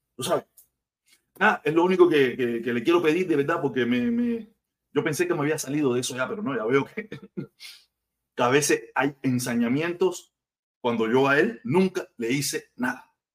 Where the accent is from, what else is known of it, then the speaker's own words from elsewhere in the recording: Cuba; yo me considero un tipo cubano, un cubanazo, un tipo que, tiene su forma de pensar, pero cubano ante todo